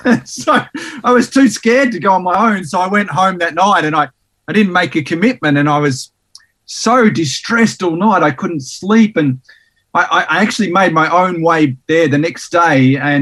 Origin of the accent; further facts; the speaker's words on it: Sydney, New South Wales, Australia; also born or lived in Tasmania; I was born in Sydney in New South Wales, and spent about 7 years there. Then we moved to Tassie for about 5 years, and we moved around a lot.